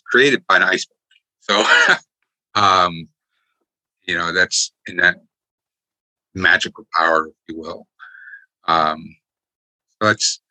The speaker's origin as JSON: {"language": "English", "region": "Connecticut", "country": "United States", "tie": "born or raised there", "also_born_or_lived": "Virginia / Newport, Rhode Island", "moved": "as an adult", "said": "I grew up in Connecticut and left for 3 decades and then came back."}